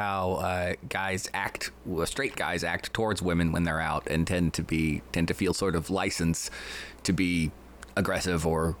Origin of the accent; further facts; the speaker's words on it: the South, United States; Southern born and raised, there's a lot of things I love about the South.